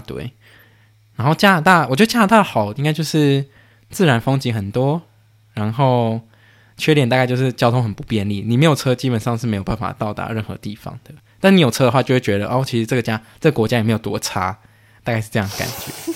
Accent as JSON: {"language": "Chinese", "country": "Canada", "tie": "born or raised there", "said": "我在加拿大出生"}